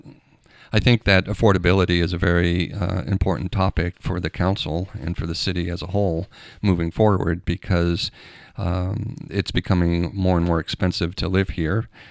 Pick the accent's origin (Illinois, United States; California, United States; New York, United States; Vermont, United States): Vermont, United States; Castleton; moved away as an adult; now in Carnation, United States; I grew up in New England and, uh, Vermont